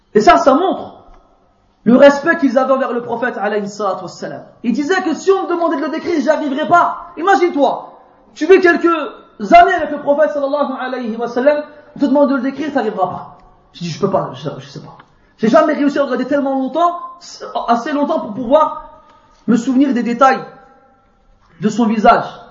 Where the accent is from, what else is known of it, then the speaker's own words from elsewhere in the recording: France; je viens de France